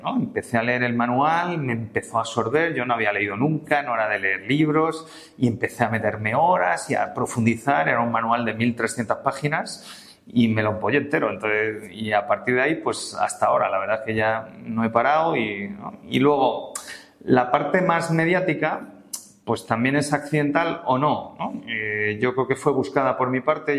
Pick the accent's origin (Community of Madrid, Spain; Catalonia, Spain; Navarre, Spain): Community of Madrid, Spain; Madrid; also born or lived in Palencia; enseguida vinimos a Madrid, yo llegué a Madrid con nueve meses, me he criado en Madrid realmente